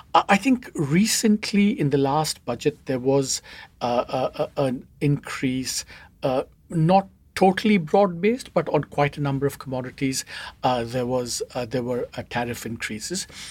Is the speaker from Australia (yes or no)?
no; India; as we grew up as kids in India